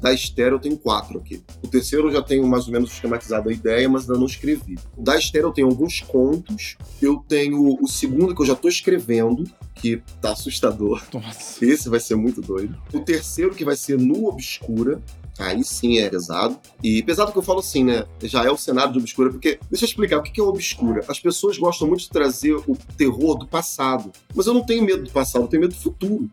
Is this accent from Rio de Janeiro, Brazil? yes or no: yes; Rio de Janeiro, Brazil; nós que somos do Rio de Janeiro